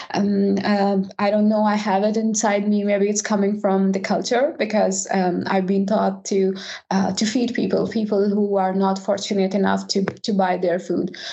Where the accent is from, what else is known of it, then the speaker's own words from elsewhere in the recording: Pakistan; now in Sweden; I am from Pakistan and now I am a tech lead at Volvo Cars